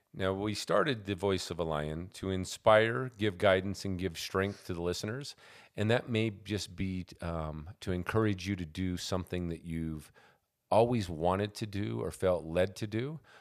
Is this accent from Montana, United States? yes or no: yes; Montana, United States; moved away; All my growing up years were spent in Montana.